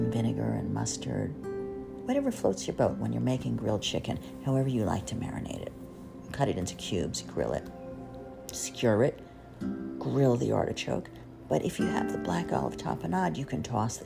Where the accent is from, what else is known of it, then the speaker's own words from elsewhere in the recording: Jersey Shore, New Jersey, United States; moved away as an adult; also born or lived in Crown Heights, Brooklyn, New York City; I was from the Jersey Shore